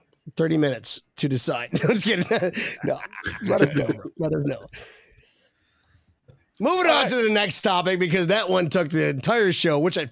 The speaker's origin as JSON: {"language": "English", "country": "Philippines", "said": "Filipino, my man. I am from the Philippines. Philippines."}